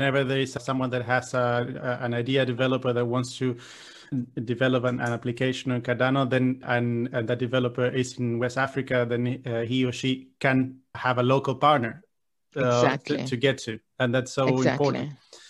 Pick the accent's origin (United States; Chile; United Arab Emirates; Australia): Chile; I'm born and raised in Latin America, in Chile